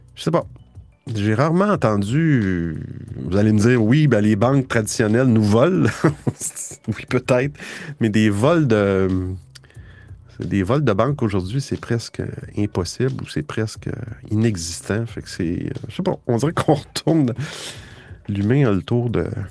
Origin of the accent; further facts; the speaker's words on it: Quebec, Canada; je suis du Québec, alors euh, c'est pour ça que je parle avec cet accent bizarre